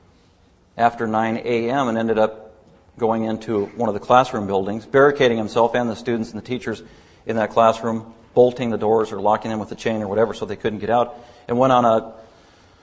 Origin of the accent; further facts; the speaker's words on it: Denver, Colorado, United States; also born or lived in Littleton, Colorado; I grew up in Denver, Colorado my whole life